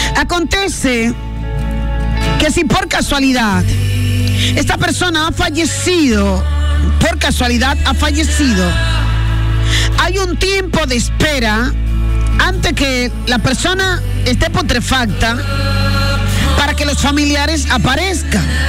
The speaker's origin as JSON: {"language": "Spanish", "country": "Dominican Republic", "said": "en el puerto, lugar de donde soy"}